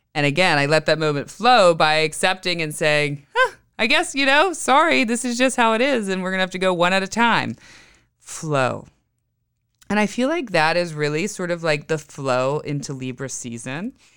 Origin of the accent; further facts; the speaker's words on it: Western Pennsylvania, United States; moved away; I grew up in Western P